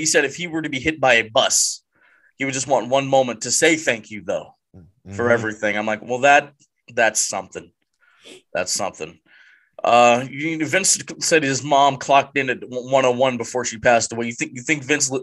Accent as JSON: {"language": "English", "country": "Canada", "said": "I'm Canadian"}